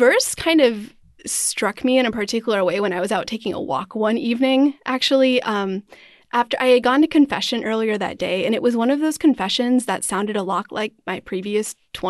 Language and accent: English; Wisconsin, United States; also born or lived in Pennsylvania / Arizona; now in St. Louis, United States; And I was born in Pennsylvania, but I grew up in Wisconsin and Arizona. So a little bit of a nomadic upbringing, but usually claim Wisconsin as my home.